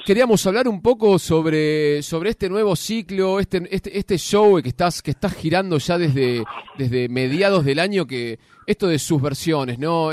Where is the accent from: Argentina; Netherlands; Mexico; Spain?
Argentina; Ciudad Jardín Lomas del Palomar, Buenos Aires Province; yo soy de Ciudad Jardín